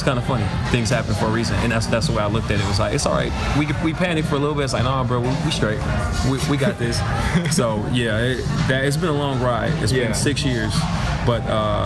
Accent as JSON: {"language": "English", "town": "Milwaukee", "region": "Wisconsin", "country": "United States", "tie": "born or raised there", "said": "my hometown"}